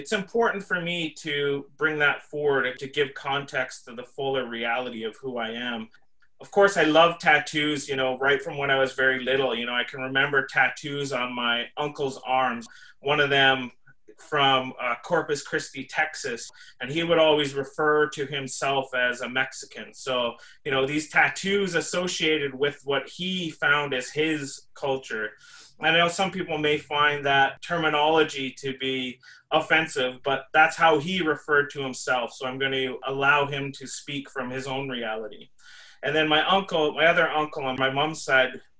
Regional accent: Canada; we are working through and living through as Indian people, as Indigenous people in Canada

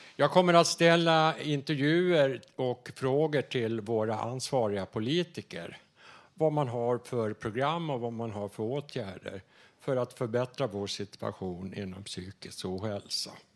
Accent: Dalarna County, Sweden; accent: Dalarna; now in Stockholm, Sweden; jag kommer från norra Dalarna

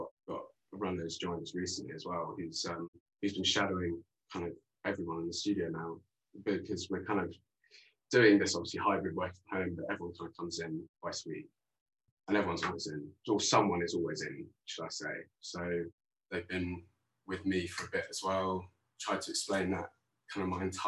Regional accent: London, United Kingdom; also born or lived in Tooting; I am currently in Earlsfield in South London, and I grew up around here. So I haven't moved very far.

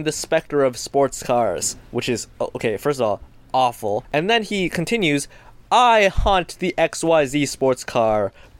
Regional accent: Canada; because I'm Canadian

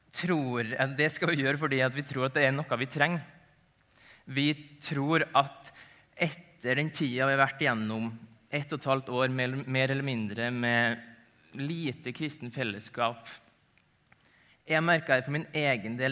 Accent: Ålvundfjord, Møre og Romsdal, Norway; moved away as an adult; also born or lived in Tromsø; Jeg er opprinnelig nordmøring. Kommer fra ei lita bygd som heter Ålvundfjord

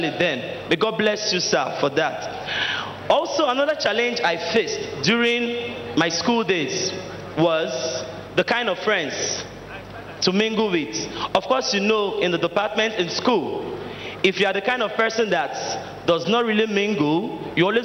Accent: Delta, Nigeria; now in Lagos, Nigeria; I am from Delta State.

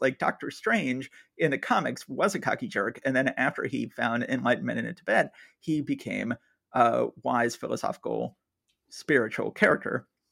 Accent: Atlanta, Georgia, United States; moved away; I was born and raised in Atlanta, Georgia

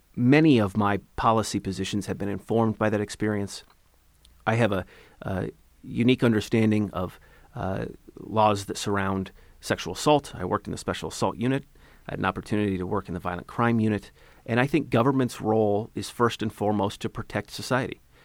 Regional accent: Ellensburg, Washington, United States; now in Issaquah, United States; I was born and raised in Ellensburg, Washington.

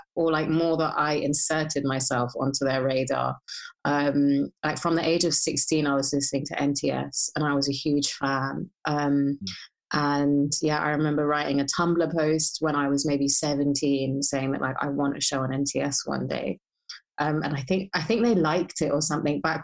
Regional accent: Hounslow, London, United Kingdom; I grew up in Hounslow

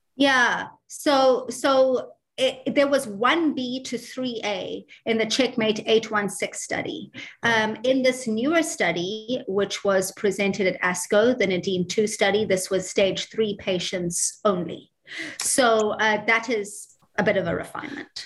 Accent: South Africa; also born or lived in New York, United States / Baltimore, United States; now in Dublin, Ireland; I'm South African, uh, but I did all of my training um, in, in Dublin, in Ireland.

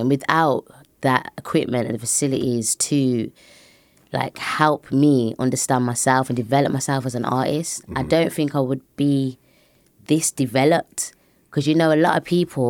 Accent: Birmingham, West Midlands, United Kingdom; It was pretty straightforward. I mean, we were one of the very few families that were black in a white-dominated area, and it's very run down, and even to this day, it's the same.

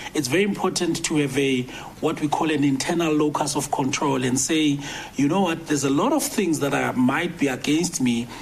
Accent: Soweto, Gauteng, South Africa; also born or lived in Orange Farm; I'm growing up in Mofolo South

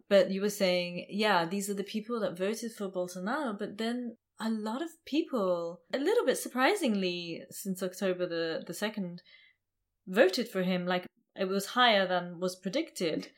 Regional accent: England, United Kingdom; I come from England

